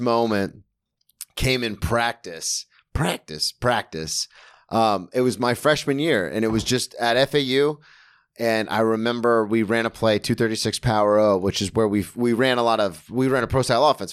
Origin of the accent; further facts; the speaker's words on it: Daytona Beach, Florida, United States; I grew up in Daytona, which had, like, the best rugby team in the state of Florida